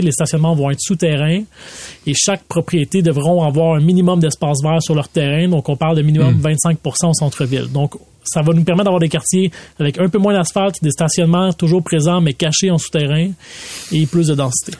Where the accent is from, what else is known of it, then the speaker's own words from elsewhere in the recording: Laval, Quebec, Canada; j'ai grandi à Vimont.